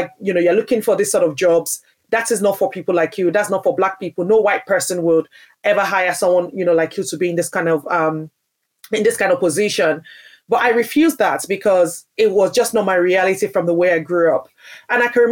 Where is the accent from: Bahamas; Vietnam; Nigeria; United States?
Nigeria; now in United Kingdom; I grew up in Nigeria, which is a majority Black country